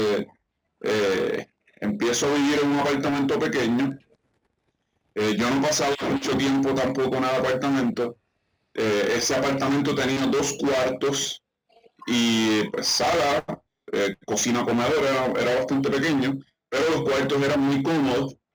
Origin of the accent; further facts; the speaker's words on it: Isabela, Puerto Rico; yo eh, soy de Isabela, Puerto Rico. Eh, nuestro pueblo, ¿verdad? Acá es un pueblo de, playa, es un pueblo